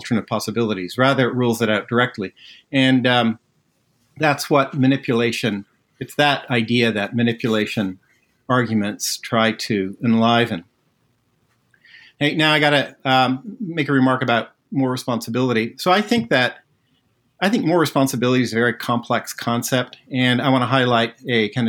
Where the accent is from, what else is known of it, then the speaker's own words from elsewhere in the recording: Netherlands; So I was born in the Netherlands